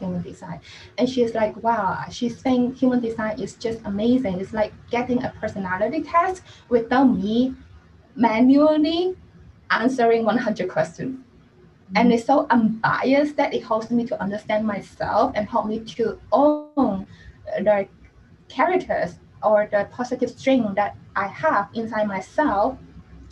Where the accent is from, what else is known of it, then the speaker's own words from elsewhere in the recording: Hong Kong; I'm actually from Hong Kong